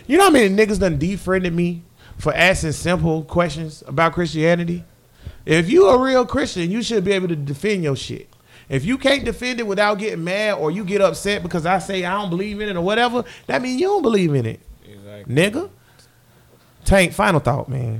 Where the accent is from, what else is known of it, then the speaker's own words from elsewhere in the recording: the South, United States; I'm from the South